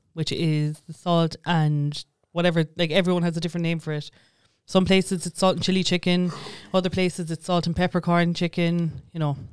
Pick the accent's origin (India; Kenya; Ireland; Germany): Ireland; Tower, Munster; I grew up in Tower